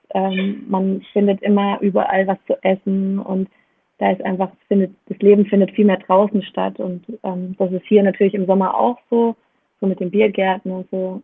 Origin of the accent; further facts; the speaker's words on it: Germany; moved away as an adult; also born or lived in Indonesia; wir sind jetzt gerade in der Nähe davon, wo ich aufgewachsen bin